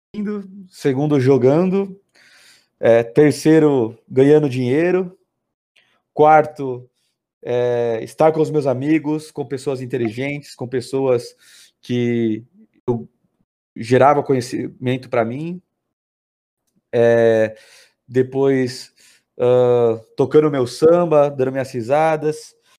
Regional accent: Sorocaba, São Paulo, Brazil; also born or lived in São Bernardo do Campo; eu fui, criado aqui na cidade. Eu, eu, sou nascido em São Bernardo do Campo, mas vim para Sorocaba quando eu tinha um ano, então me considero um sorocabano

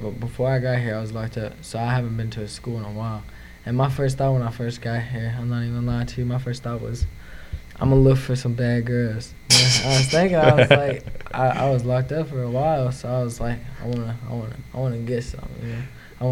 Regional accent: Springfield, Missouri, United States; also born or lived in Kansas City; now in Reeds Spring, United States; I was born in Springfield, Missouri

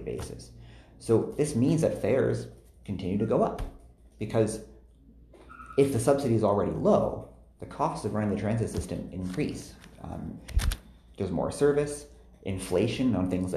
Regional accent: Toronto, Ontario, Canada; also born or lived in Edmonton, Alberta; I live downtown now, but I grew up in East Scarborough in Guildwood

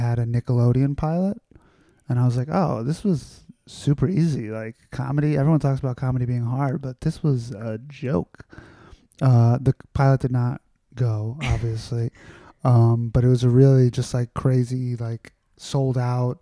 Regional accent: New York City, New York, United States; I grew up in Astoria, Queens.

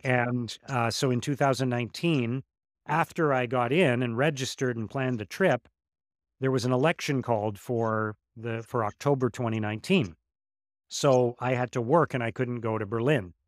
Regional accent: Ottawa, Ontario, Canada; my hometown in Ottawa

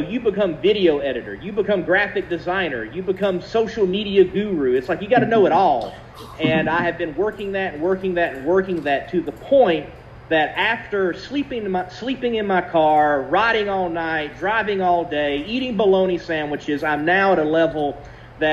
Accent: South Carolina, United States; also born or lived in Georgia / Texas; now in Roxboro, United States; I was born in Georgia, mostly have lived in South Carolina, but I've also spent some time in Texas, so I got the main southern states covered. Now I'm in Roxboro

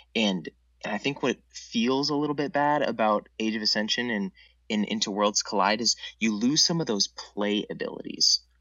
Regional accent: Minneapolis, Minnesota, United States; I'm from Minneapolis

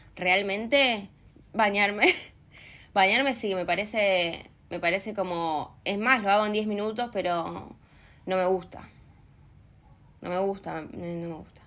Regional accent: Pueblo Esther, Santa Fe, Argentina; moved away; Estoy en mi pueblo, disfrutando de mis amigos en Santa Fe

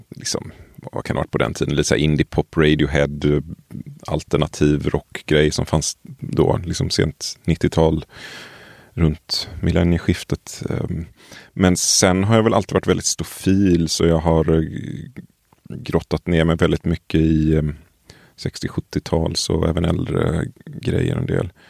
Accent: Tollered, Västra Götaland, Sweden; moved away as an adult; Jag kommer från, eh, vad ska man säga, strax utanför ett litet ställe som heter Tollered som i sin tur är, ligger utanför Göteborg.

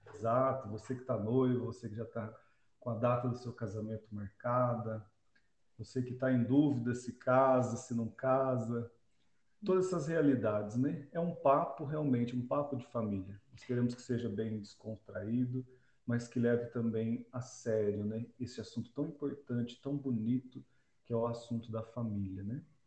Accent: Londrina, Paraná, Brazil; moved away; eu sou natural de Londrina

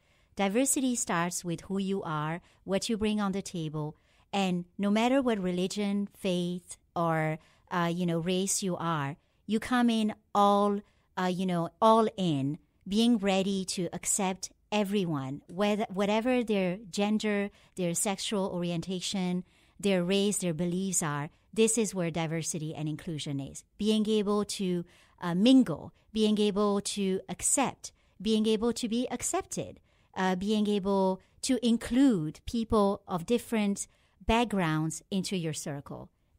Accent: France; I just was very lucky to grow up as a Pakistani in France.

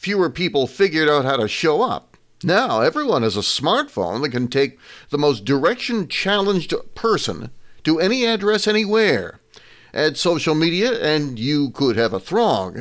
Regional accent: Massachusetts, United States; moved away as an adult; now in Vermont, United States; I grew up in Massachusetts

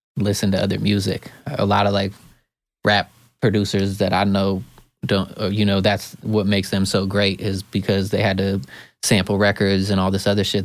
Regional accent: Eugene, Oregon, United States; now in California, United States; I come from Eugene, Oregon. It's a very small, hippie town in Oregon.

